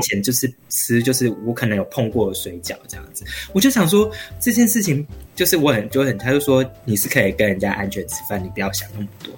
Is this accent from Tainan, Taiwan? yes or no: no; Taichung, Taiwan; 台中，对，我是嗯。台中的小孩，有台中土生土长